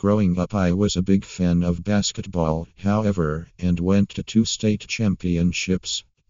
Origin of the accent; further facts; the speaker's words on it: Maine, United States; now in Florida, United States; We live in Florida, and I wouldn't have it any other way. While I loved growing up in Maine